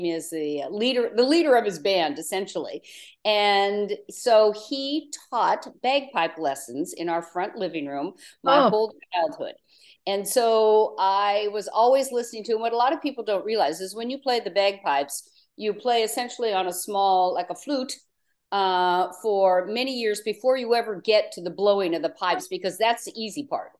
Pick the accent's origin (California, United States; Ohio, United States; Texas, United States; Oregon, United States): Oregon, United States; Portland; in Portland, Oregon, where I was raised